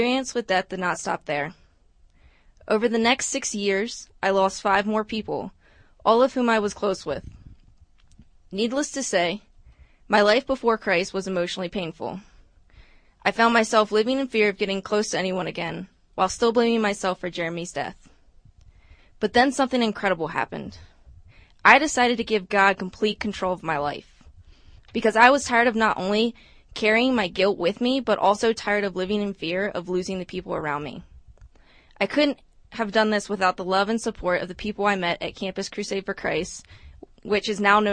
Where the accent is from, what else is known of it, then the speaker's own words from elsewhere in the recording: Maryland, United States; I'm here from Maryland